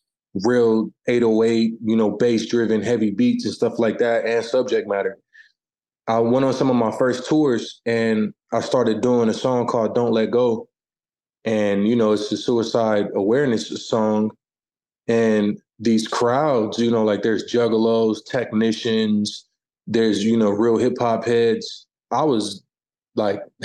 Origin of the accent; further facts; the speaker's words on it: Omaha, Nebraska, United States; my hometown of Omaha